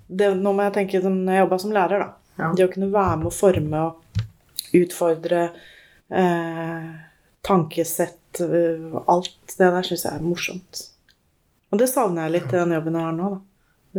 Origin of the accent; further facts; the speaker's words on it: Moss, Østfold, Norway; also born or lived in Molde / Bærum / Jeløya; Jeg er født i Molde. Bodde i Bærum fram til jeg var sju år. Ja. Og så har jeg bodd i Moss etterpå